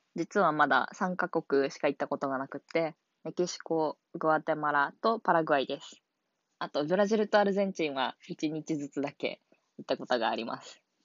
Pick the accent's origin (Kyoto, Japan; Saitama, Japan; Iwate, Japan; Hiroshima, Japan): Hiroshima, Japan; 私は広島県の出身で